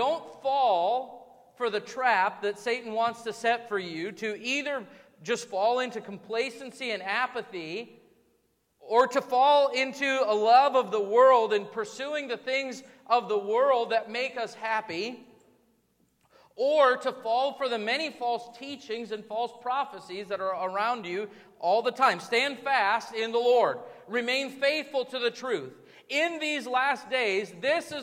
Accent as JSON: {"language": "English", "country": "United States", "said": "As American Christians"}